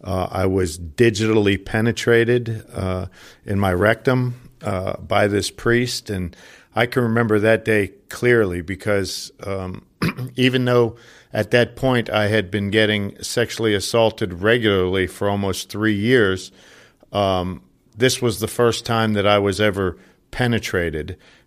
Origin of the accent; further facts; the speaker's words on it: Johnstown, Pennsylvania, United States; I grew up in Johnstown, Pennsylvania, about an hour outside of Pittsburgh. I'm one of nine children to a very Irish Catholic blue-collar family.